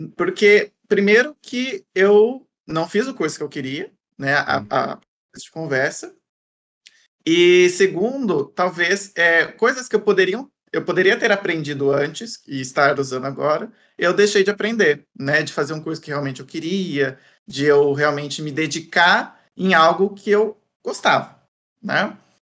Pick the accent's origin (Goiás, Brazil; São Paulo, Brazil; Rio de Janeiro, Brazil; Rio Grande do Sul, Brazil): São Paulo, Brazil; Santa Cruz do Rio Pardo; moved away as an adult; also born or lived in Viçosa, Minas Gerais; now in São Paulo, Brazil; Minha cidade natal chama Santa Cruz do Rio Pardo, que é interior de São Paulo.